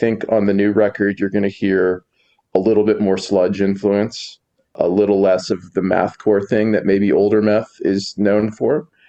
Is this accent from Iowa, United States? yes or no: yes; Iowa, United States; moved away as an adult; now in Chicago, United States; I'm not from the area. I'm from Iowa, which is neighboring to Chicago. But yeah, about 5 or 6 years ago, I moved to Chicago